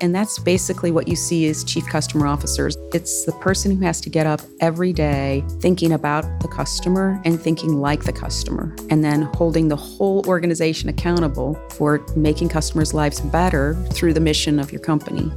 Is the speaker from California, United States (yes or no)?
no; Southwest Michigan, United States; moved away as an adult; also born or lived in Bowling Green, Ohio / North Carolina / Virginia; now in Columbus, United States; I grew up in Southwest Michigan